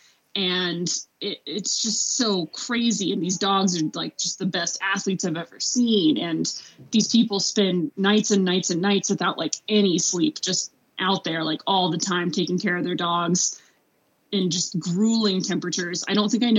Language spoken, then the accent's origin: English; Arkansas, United States; moved away as an adult; also born or lived in Boulder, Colorado / Fairbanks, Alaska; I'm from Arkansas